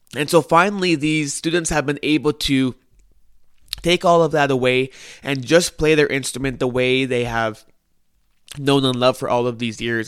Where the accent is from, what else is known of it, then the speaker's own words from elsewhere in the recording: Winnipeg, Manitoba, Canada; I am from Winnipeg, Manitoba, Canada